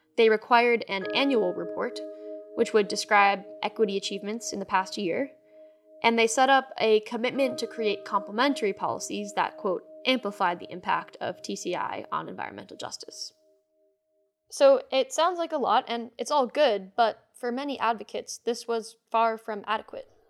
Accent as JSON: {"language": "English", "region": "Rhode Island", "country": "United States", "tie": "born or raised there", "said": "My home state, Rhode Island"}